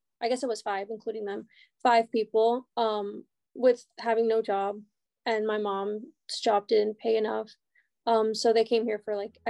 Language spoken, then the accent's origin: English; United States; born there; So they would tell me not to tell people I was born in Mexico, even though I thought that was like super cool